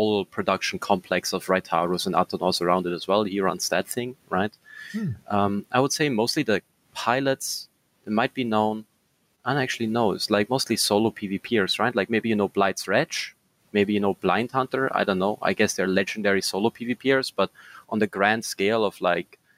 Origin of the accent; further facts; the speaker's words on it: Austria; first language German; English is a second language; I'm from Austria